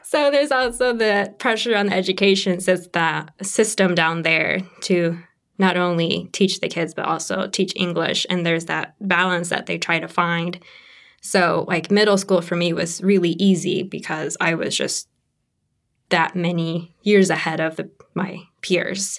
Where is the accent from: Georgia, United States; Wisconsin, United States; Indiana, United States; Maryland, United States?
Indiana, United States; Kokomo; I grew up actually in Kokomo, Indiana